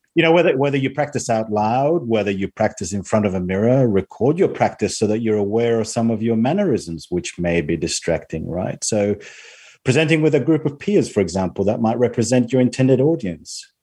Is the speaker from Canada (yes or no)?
no; Spain; moved away as an adult; also born or lived in Australia; now in United Kingdom; I'm currently living in the UK, although I've spent most of my life in Australia, um, despite growing up in Spain for my first 17 years.